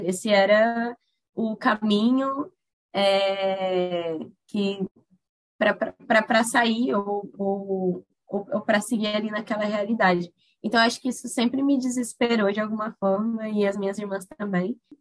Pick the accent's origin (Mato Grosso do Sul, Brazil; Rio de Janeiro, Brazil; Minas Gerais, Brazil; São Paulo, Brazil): Mato Grosso do Sul, Brazil; Corumbá; moved away as an adult; also born or lived in Miranda, Mato Grosso do Sul; now in Boa Vista, Brazil; eu sou natural de Corumbá, no MS, é, venho de uma família bem grande, né, que vivia na área rural pantaneira.